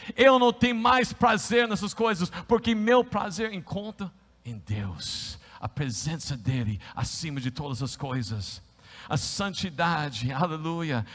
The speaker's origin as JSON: {"language": "Portuguese", "country": "United States", "also_born_or_lived": "Brazil", "accent": "American", "second_language": "Portuguese", "moved": "as an adult", "lives_now": "São Paulo, Brazil", "said": "como você sabe que eu sou um americano?"}